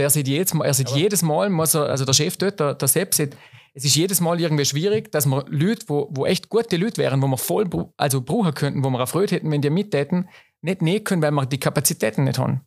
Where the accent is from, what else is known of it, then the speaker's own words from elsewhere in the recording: Schruns, Vorarlberg, Austria; ich bin selber noch in Schruns geboren.